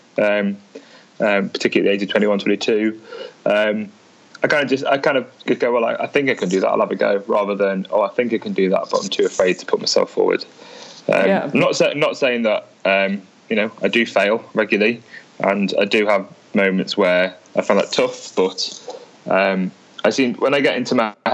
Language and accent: English; a place close to Liverpool, North West England, United Kingdom; people in my hometown read The Mirror and The Mail